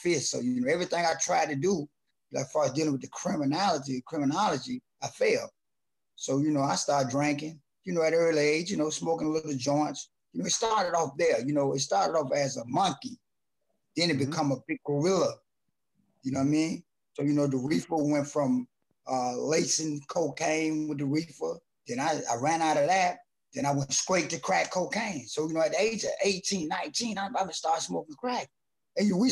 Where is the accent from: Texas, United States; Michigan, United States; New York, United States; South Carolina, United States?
South Carolina, United States; Columbia; I'm from Columbia, South Carolina